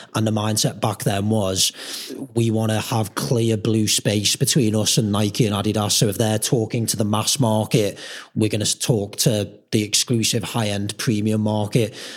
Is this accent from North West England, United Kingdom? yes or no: yes; Merseyside, North West England, United Kingdom; we're from Merseyside